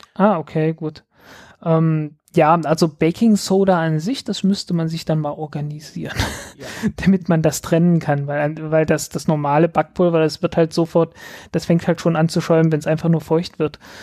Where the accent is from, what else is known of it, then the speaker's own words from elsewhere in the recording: southern Saxony-Anhalt, Germany; ich komme nicht aus Berlin, ich komme aus, ich, ich komme aus dem Süden von Sachsen-Anhalt